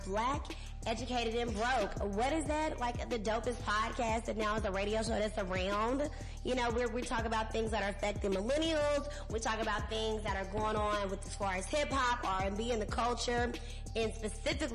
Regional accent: Dallas, Texas, United States; moved away; my great, glorious city of Dallas

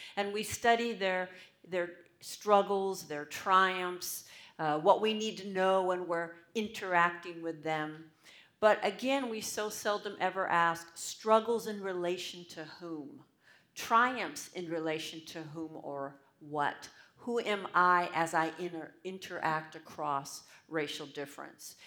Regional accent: United States; I'm American

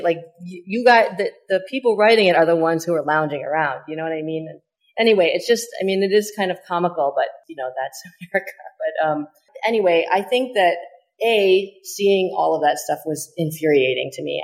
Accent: Chicago, Illinois, United States; I was born in Chicago

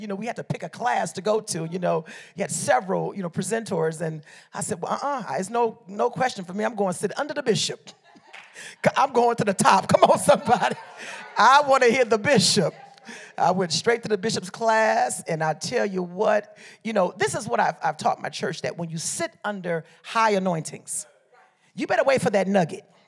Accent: Liberia; moved away; also born or lived in Detroit, Michigan, United States; I'm from Liberia, West Africa

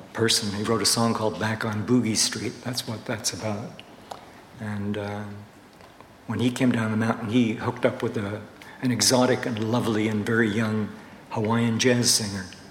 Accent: Montreal, Quebec, Canada; I was brought up in Montreal too, so we share a few things in common, the accent

